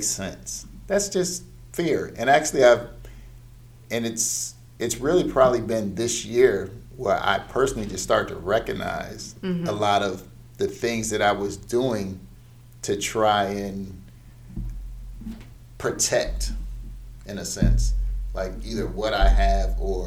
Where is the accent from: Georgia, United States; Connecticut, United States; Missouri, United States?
Connecticut, United States; moved away; I'm originally from Connecticut